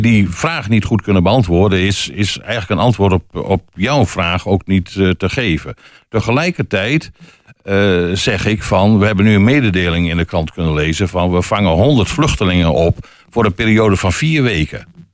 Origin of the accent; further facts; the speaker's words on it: Friesland, Netherlands; now in Hengelo, Netherlands; terug te gaan naar Friesland. Naar mijn geboortegrond.